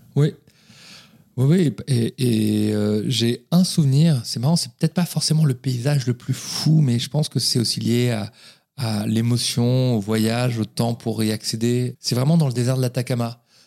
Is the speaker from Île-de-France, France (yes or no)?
yes; Paris, Île-de-France, France; je suis né à Paris. Euh, j'ai fait mes études à Paris